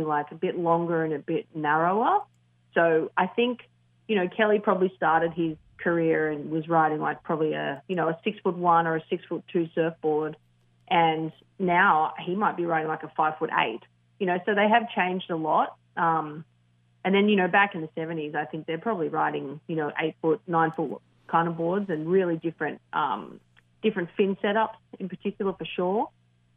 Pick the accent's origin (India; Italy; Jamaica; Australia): Australia; as an Australian